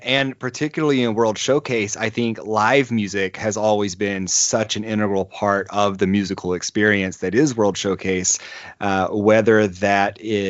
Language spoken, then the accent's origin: English; United States; as an American